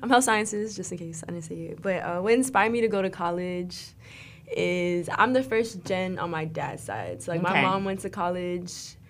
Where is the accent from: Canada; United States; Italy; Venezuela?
United States; South Florida; moved away as an adult; also born or lived in Broward County area (954); now in Orlando, United States; I'm from South Florida.